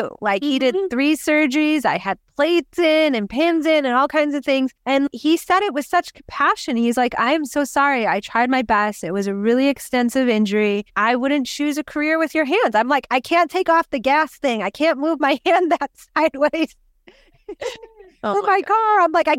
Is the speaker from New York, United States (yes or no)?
yes; New York, United States; now in California; And I'm in California from New York, you know, from the East Coast.